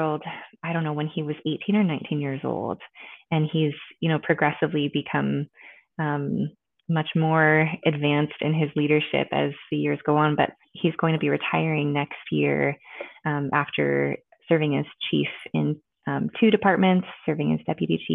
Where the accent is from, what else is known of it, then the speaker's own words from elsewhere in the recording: Olympic Peninsula, Washington, United States; also born or lived in Hawaii; I was born and raised in the Pacific Northwest